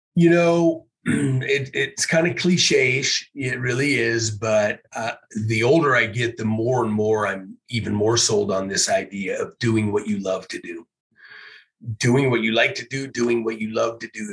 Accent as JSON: {"language": "English", "town": "Issaquah", "region": "Washington", "country": "United States", "tie": "born or raised there", "said": "Growing up in Issaquah, I always liked the east side"}